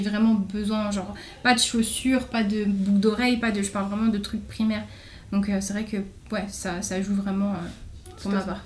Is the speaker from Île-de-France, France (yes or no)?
yes; Chevilly-Larue, Île-de-France, France; je viens de, de Cheville-la-Rue, du coup, dans Val-de-Marne. Mm-hmm. j'ai fait toute ma primaire et mon collège là-bas.